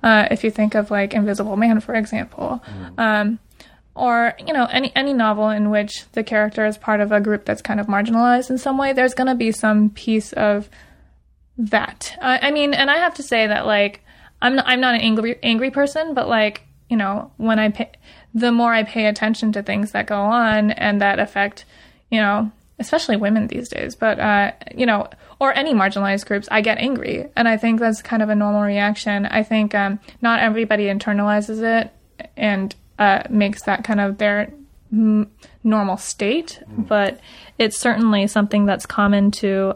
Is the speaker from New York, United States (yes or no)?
no; Los Angeles, California, United States; I grew up in the Valley, which is different